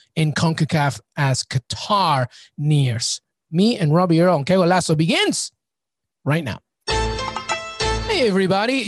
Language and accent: English; England, United Kingdom; I grew up in England